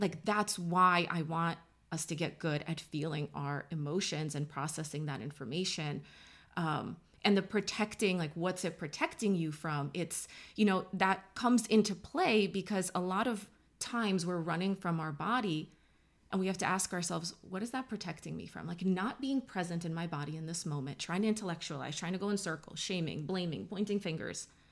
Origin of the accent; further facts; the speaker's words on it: New York, United States; I'm from New York